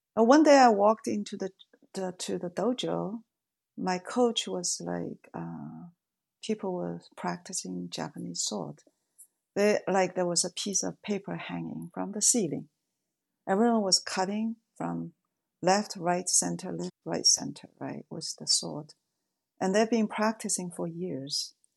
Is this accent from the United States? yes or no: no; Shanghai, China; moved away; I was born in Shanghai